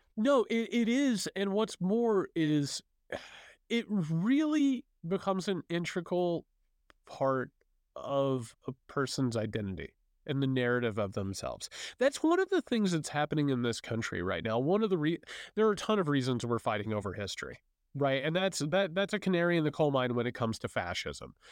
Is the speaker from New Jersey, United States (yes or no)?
no; Southern Indiana, United States; I'm a Hoosier too. I come from, you know, you're, you're down in Southern Indiana. I come from Southern Indiana